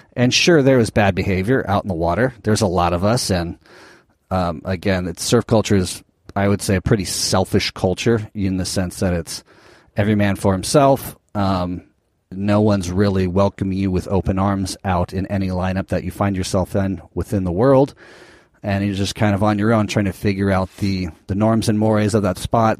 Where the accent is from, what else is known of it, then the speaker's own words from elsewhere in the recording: Southern California, United States; growing up in Southern California